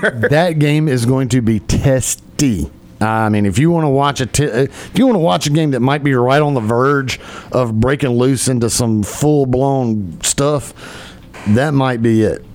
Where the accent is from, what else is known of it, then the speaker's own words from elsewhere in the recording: Columbus, Georgia, United States; my hometown is famous for inventing a style of hot dog that is now known throughout Georgia.